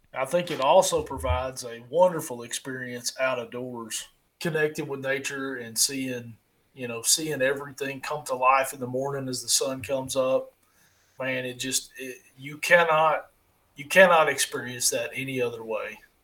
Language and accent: English; United States; I'm from Perry County.